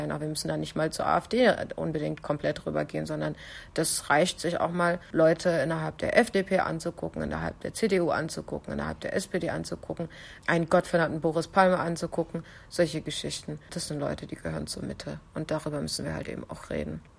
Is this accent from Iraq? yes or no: yes; Kurdistan Region, Iraq; Ich habe tatsächlich sogar viele Anrufe aus meiner Heimat, also hier aus ähm, Südkurdistan bekommen.